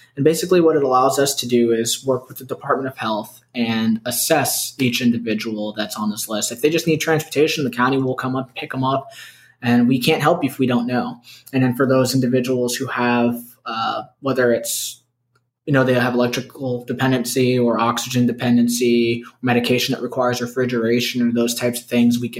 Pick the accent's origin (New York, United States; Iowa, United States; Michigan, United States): New York, United States; Brooklyn; born there; My family, I was born in Brooklyn and we drive 95.